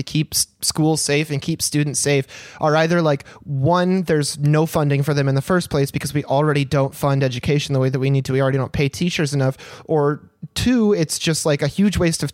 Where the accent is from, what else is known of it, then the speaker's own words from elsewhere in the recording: Michigan, United States; where I grew up in Michigan, in some of the smaller towns around the area